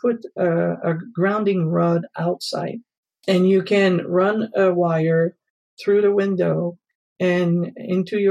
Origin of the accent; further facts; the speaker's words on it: Canada; moved away; I come originally from Canada, so I know about cold weather